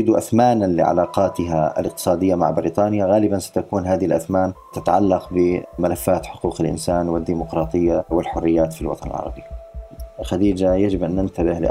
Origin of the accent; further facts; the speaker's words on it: United Kingdom; يعني أنا كبريطاني مثلا أخرج اليوم وأذهب من بريطانيا إلى أقصى أوروبا بدون أن أتوقف على أي حدود